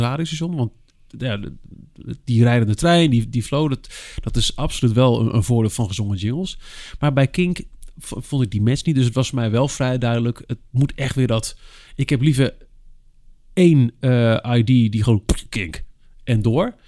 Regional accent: Almelo, Overijssel, Netherlands; Ik kom uit Almelo

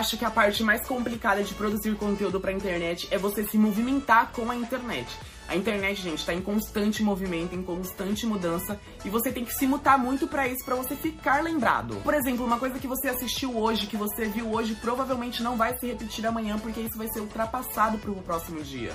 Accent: São Paulo, Brazil; sou aqui de São Paulo, capital

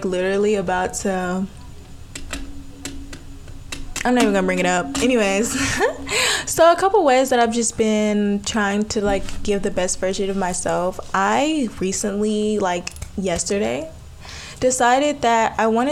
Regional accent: Alabama, United States; I'm from Alabama.

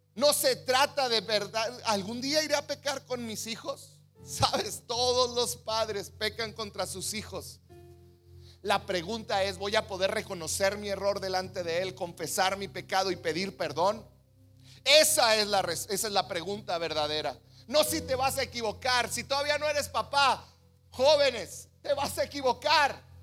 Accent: Mexico; crecido como mexicanos

